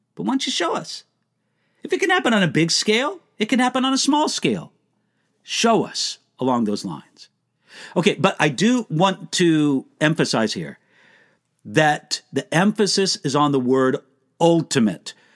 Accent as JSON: {"language": "English", "country": "United States", "also_born_or_lived": "Germany", "accent": "American", "said": "I am an American."}